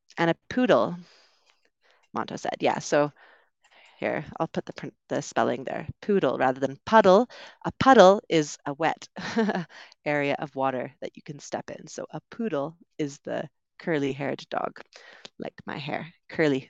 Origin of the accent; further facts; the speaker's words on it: Canada; moved away as an adult; also born or lived in United Kingdom; I'm originally from Canada, also lived in the U K for a while